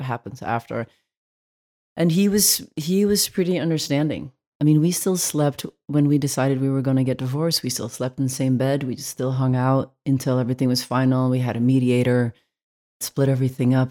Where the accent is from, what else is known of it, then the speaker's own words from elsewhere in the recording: Belgium; now in United States; I grew up in Belgium